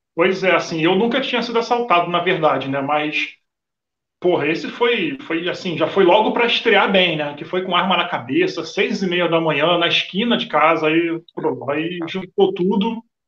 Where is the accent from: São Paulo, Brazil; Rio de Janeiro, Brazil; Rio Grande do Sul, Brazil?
Rio de Janeiro, Brazil; moved away as an adult; now in Portugal; eu sou carioca, vim para Portugal em 2018